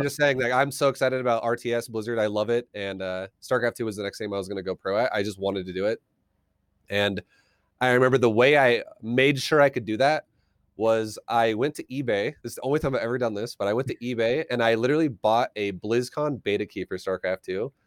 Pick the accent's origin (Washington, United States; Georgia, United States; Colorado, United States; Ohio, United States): Colorado, United States; also born or lived in Australia / California; I'm from Colorado. I've, uh, lived here pretty much the majority of my life